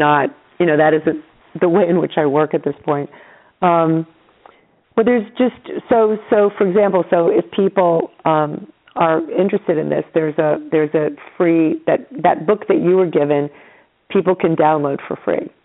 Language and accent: English; New York, United States; I'm from New York